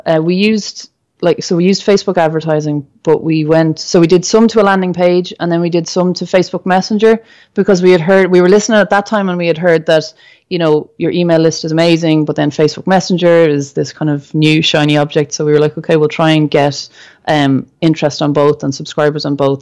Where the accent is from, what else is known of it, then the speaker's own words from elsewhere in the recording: Ireland; as a Irish person